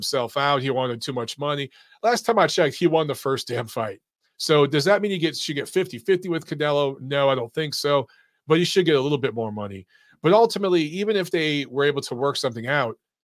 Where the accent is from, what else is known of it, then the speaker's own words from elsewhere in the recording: Detroit, Michigan, United States; from Detroit, Michigan, my hometown